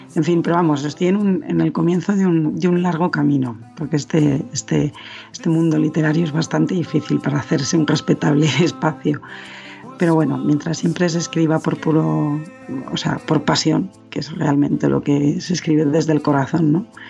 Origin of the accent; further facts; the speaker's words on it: Madrid, Community of Madrid, Spain; madrileña, nací en Madrid, en España